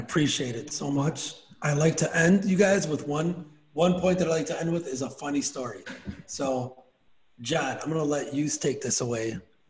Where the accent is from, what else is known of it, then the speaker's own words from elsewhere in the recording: Chicago, Illinois, United States; It's my hometown, though. It's my hometown.